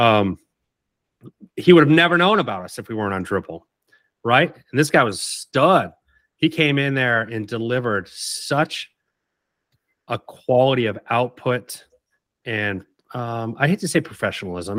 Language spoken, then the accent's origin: English; Oak Bluffs, Massachusetts, United States; moved away as an adult; also born or lived in Savannah; I grew up in Oak Bluffs